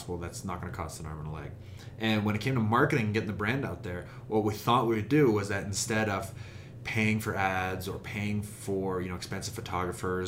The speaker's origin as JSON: {"language": "English", "town": "Calgary", "region": "Alberta", "country": "Canada", "also_born_or_lived": "Sweden", "said": "I'm from Calgary"}